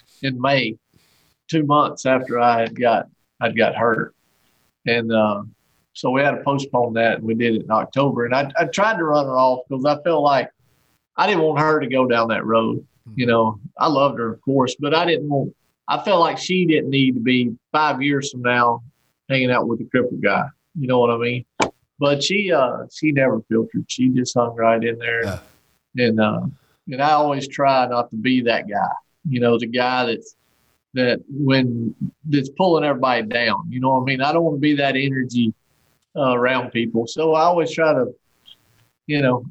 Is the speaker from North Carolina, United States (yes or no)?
yes; Archdale, North Carolina, United States; there's more rednecks living in this town where I grew up here in Archdale